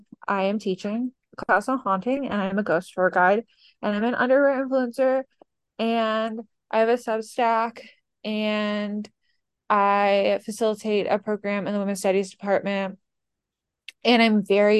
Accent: Pennsylvania, United States; I'm from Central Pennsylvania. How'd you know?

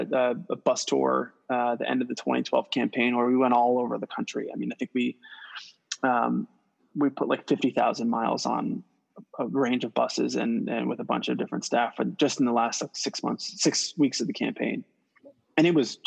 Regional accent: St. Croix, U.S. Virgin Islands; moved away; So I'm born and raised in St. Croix, U.S. Virgin Islands

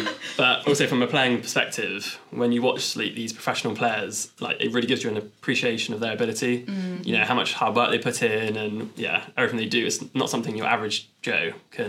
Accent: Bournemouth, South West England, United Kingdom; Growing up in Bournemouth, though, meant I had to keep tabs on my local team

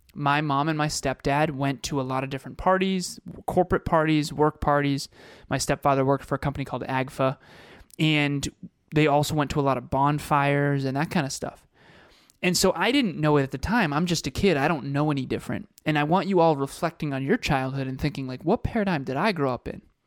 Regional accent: Uxbridge, Massachusetts, United States; he grew up in Uxbridge, Massachusetts, like Kevin and I did

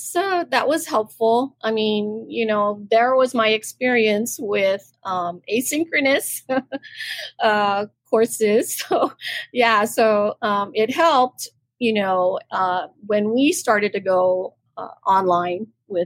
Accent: Guam; I'm from Guam, you know, and I work at the University of Guam

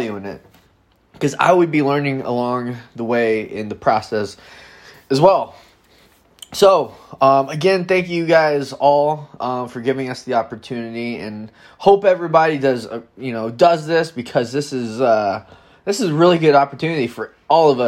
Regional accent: Madison, Wisconsin, United States; I'm from Madison, Wisconsin

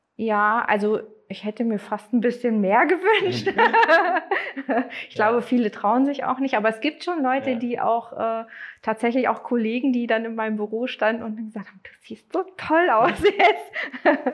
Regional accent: Neustadt, Germany; ich komme aus Neustadt, also gar nicht so weit weg von hier

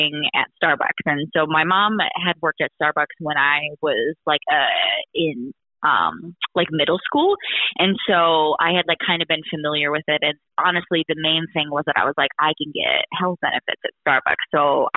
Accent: Wisconsin, United States; I grew up in Wisconsin

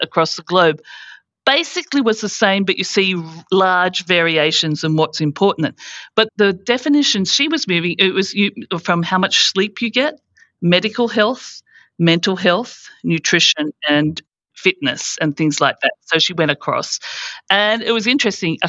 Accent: Australia; moved away as an adult; also born or lived in United States / United Kingdom; coming from Australia

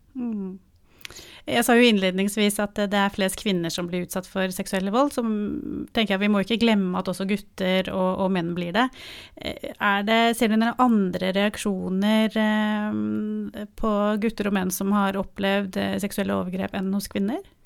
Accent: Oslo, Norway; jeg er fra Oslo

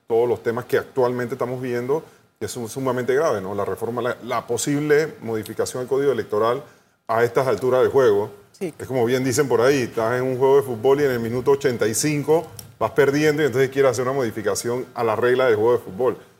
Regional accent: Panama; como panameños

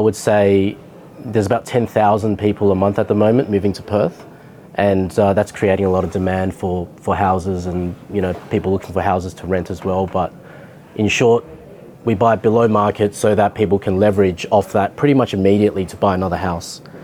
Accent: Hong Kong; now in Australia; I was born in Hong Kong when Britain was running it.

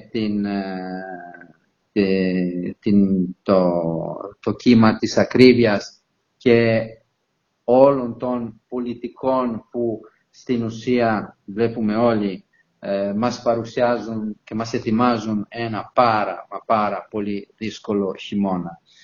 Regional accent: Italy; now in Heraklion, Greece; Ιταλός πολίτης, αλλά ως Ιταλο-Έλληνας πολίτης

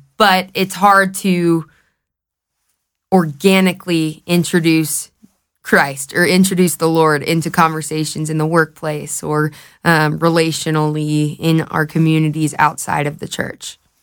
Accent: Knoxville, Tennessee, United States; moved away as an adult; now in Colorado, United States; I'm from Knoxville, Tennessee, but, um, I moved out here in twenty twenty

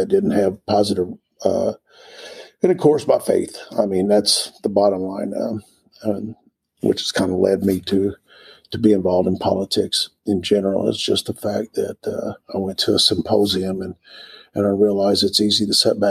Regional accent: Springfield, Missouri, United States; moved away as an adult; now in Ozark, United States; I grew up in Springfield.

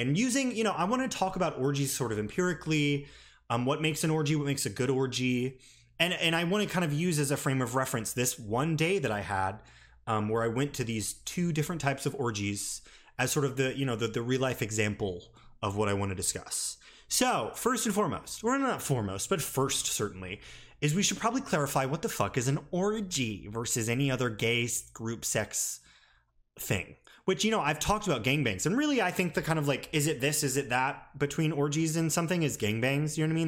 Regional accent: a small city in the South, United States; moved away; I was back home in my hometown

